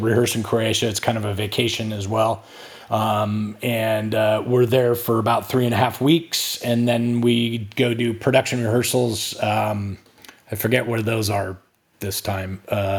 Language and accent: English; California, United States; now in Texas, United States; I didn't grow up in Texas. I grew up in California, but my wife is from Texas, and yeah, I mean, I've been here for 25 years now